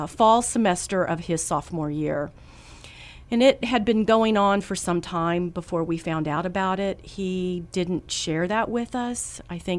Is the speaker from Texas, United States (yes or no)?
yes; San Antonio, Texas, United States; I'm from San Antonio, and my husband, Matt, we've been married for 30 years.